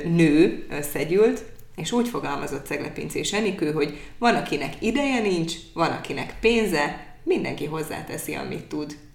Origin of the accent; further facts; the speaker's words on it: Hajdúdorog, Hajdú-Bihar, Hungary; now in Debrecen, Hungary; én hajdudorok szélén nőttem föl